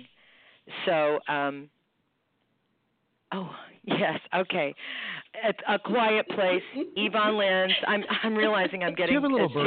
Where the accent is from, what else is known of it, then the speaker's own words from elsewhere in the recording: Texarkana, Arkansas, United States; moved away as an adult; also born or lived in Houston, Texas; now in New Jersey, United States; I grew up in Texarkana, my mother and her brother sing gospel music